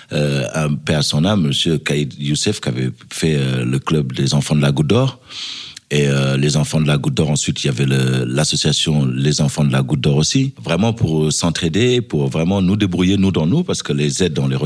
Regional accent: Senegal; d'abord, avant tout, je suis africain, parce que je suis sénégalais et parce que mon père était tirailleur sénégalais.

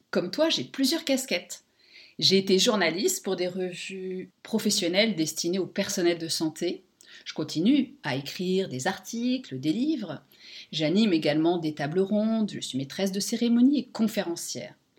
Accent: France; moved away as an adult; now in Luxembourg; Nous, en tant que Français, on suivait beaucoup nos enfants à l'école

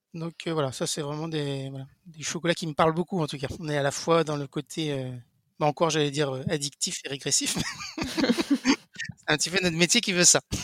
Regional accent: Brittany, France; je suis breton

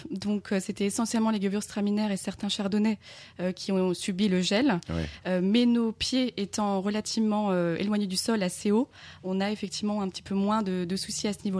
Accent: Grand Est, France; Je viens de Moselle, oui.

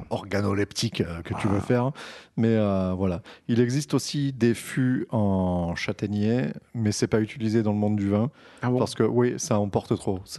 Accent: France; Parce que nous sommes français et nous sommes les meilleurs.

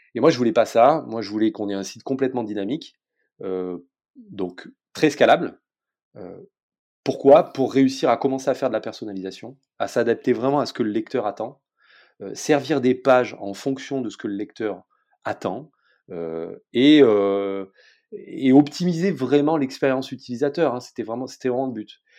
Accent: south of France, France; je viens du sud de la France

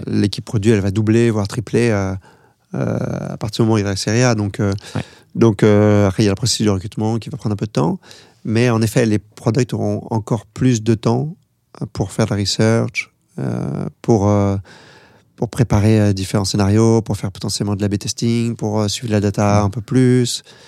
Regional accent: France; moi je suis français

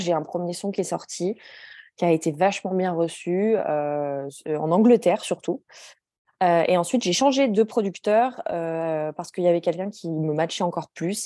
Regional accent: Grenoble, Auvergne-Rhône-Alpes, France; moved away as an adult; now in Stockholm, Sweden; Je suis née et j'ai grandi à Grenoble.

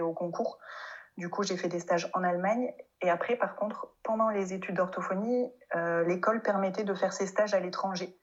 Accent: France; accent: French; first language French; moved away as an adult; also born or lived in Mainz, Germany; je vienne de France et que j'ai un gros accent français

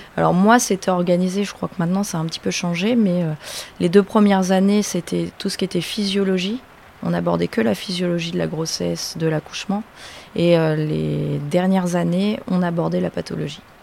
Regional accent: Le Vaudreuil, Normandy, France; also born or lived in Rouen / Lille; je viens du Vaudreuil, donc primaire au Vaudreuil et après je suis allée euh, au lycée à Val d'Oreuil.

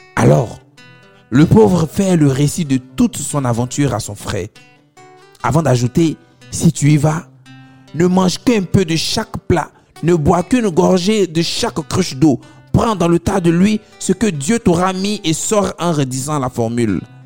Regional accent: Abobo, Abidjan, Côte d’Ivoire; chez nous, à Abobo

